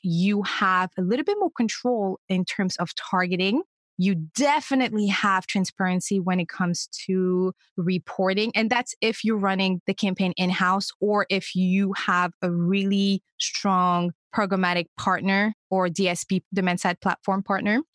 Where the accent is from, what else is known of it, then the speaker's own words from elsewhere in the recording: Senegal; first language French; English is a second language; moved away; I'm originally from Senegal, a small West African country